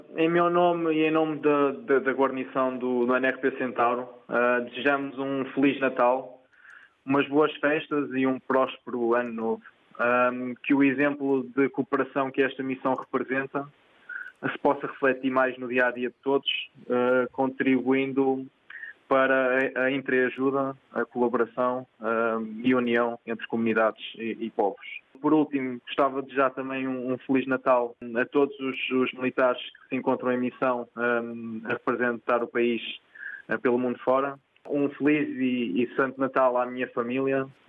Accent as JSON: {"language": "Portuguese", "town": "Porto", "region": "Norte", "country": "Portugal", "tie": "born or raised there", "also_born_or_lived": "Gralheira, Cinfães (family origin) / São Tomé and Príncipe", "said": "Eu sou do Porto, Pedroços"}